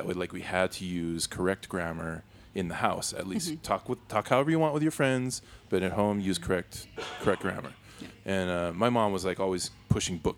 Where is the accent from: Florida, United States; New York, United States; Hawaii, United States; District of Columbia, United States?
Hawaii, United States; moved away; So I grew up in Hawaii where the common tongue is pidgin English.